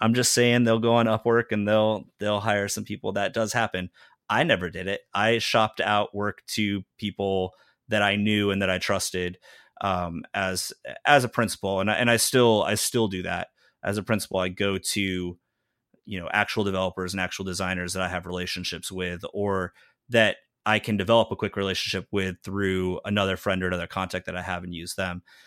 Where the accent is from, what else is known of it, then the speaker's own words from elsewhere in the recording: Southern California, United States; moved away as an adult; also born or lived in Greenville, Illinois / Chicago; now in Austin, United States; I grew up in Southern California